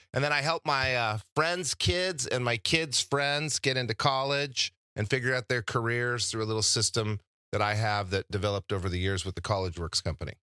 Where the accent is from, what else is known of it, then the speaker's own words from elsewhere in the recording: Albuquerque, New Mexico, United States; moved away as an adult; also born or lived in Santa Barbara, California / Laguna Beach, California; I came from New Mexico, and in New Mexico, I didn't have a whole lot of exposure to different careers